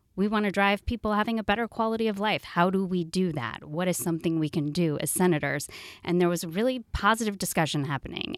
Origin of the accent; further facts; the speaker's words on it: Oregon, United States; also born or lived in Washington, D.C.; now in Seattle, United States; I'm from Oregon, back to the Pacific Northwest